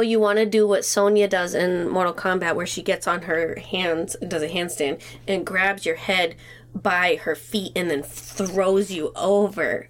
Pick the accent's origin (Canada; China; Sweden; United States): United States; Great Falls, Montana; where I'm from in Montana. So I grew up in Great Falls.